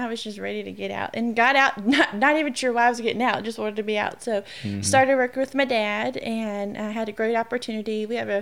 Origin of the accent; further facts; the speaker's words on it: Shreveport, Louisiana, United States; born and raised in Shreveport my whole entire life.